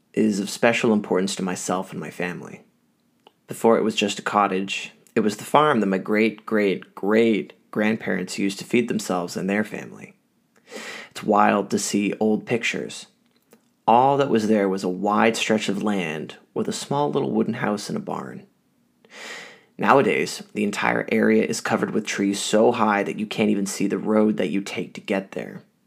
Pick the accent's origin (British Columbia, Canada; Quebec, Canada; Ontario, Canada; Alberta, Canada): Ontario, Canada; Ottawa; Growing up in Ottawa, some of my earliest memories is being out at my family's cottage